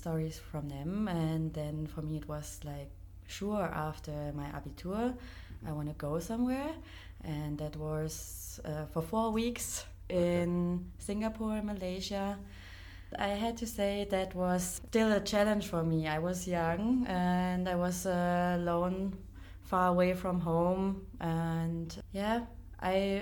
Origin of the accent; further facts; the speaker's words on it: Black Forest, Baden-Württemberg, Germany; moved away as an adult; I grew up in that small town that's in the southwest of Germany. It's the Black Forest region.